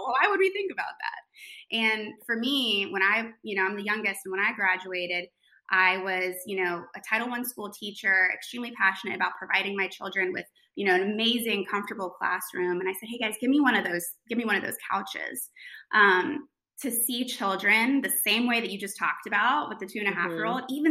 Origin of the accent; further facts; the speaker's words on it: New York, United States; moved away as an adult; now in North Carolina, United States; I'm from New York. I went to high school in New York. I came down here for college